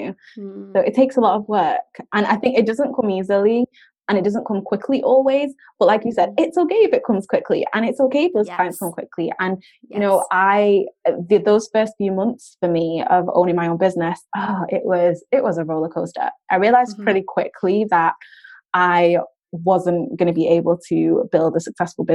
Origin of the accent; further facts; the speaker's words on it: United Kingdom; us Brits